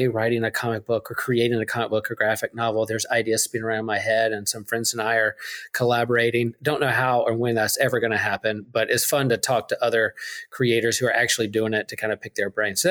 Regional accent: North Carolina, United States; us North Carolinians

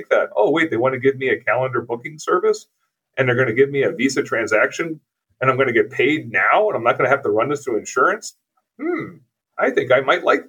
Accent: East Coast of the U.S., United States; now in Twin Cities, United States; where I grew up on the East Coast of the U.S.

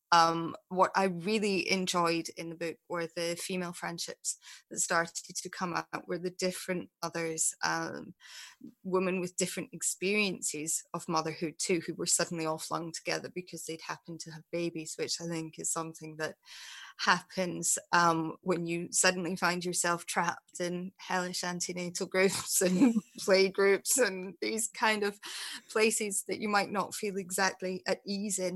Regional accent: Scotland, United Kingdom; moved away; when I actually lived mm-hmm. in Scotland

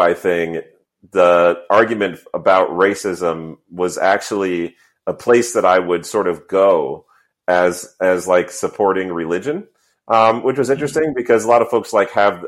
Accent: the North, United States; growing up in the North

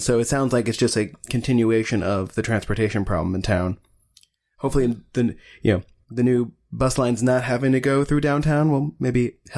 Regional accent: Broken Arrow, Oklahoma, United States; growing up in Broken Arrow

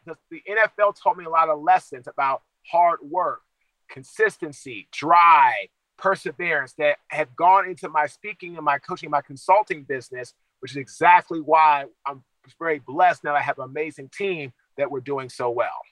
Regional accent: Washington, District of Columbia, United States; I'm from Washington, D.C.

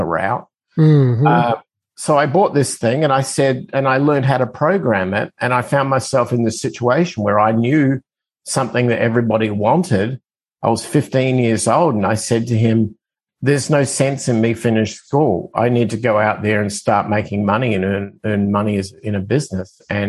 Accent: Adelaide, South Australia, Australia; accent: Australian; moved away as an adult; now in United States; I'm originally from Australia, as my accent tends to give it away, but I migrated to the United States when I was 25

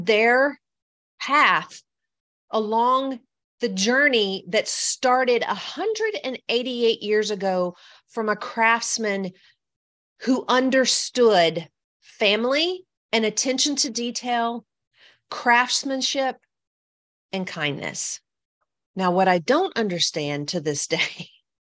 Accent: the South, United States; I'm from the South. I'm used to people being nice

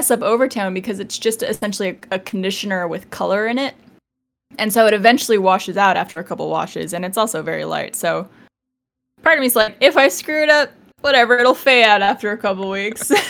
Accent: Canada; I'm Canadian.

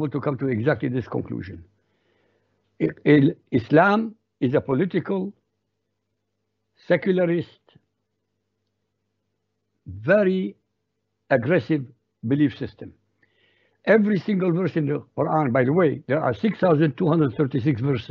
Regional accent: Baghdad, Baghdad Governorate, Iraq; first language Arabic; English is a second language; moved away as an adult; also born or lived in Europe; I was born in Baghdad, Iraq, so my background is Arabic. My language, my mother tongue is Arabic. I was educated in Iraq.

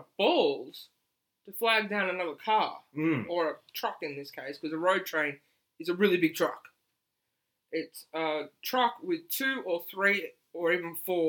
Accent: Australia; I'm an Aussie that does not like beer.

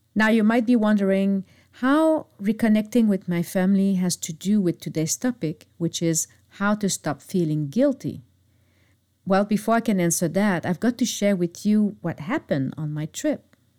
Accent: Montreal suburb, Quebec, Canada; moved away; my hometown, which is located in the Montreal suburb

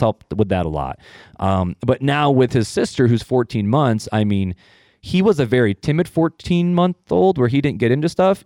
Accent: Hammond, Indiana, United States; also born or lived in Highland, Indiana; I'm originally from Northwest Indiana, um, from the armpit

